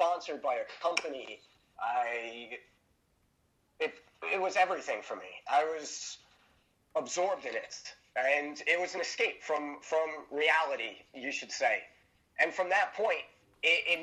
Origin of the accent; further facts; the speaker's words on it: New York City, New York, United States; moved away; I'm from Brooklyn, New York, originally. I grew up there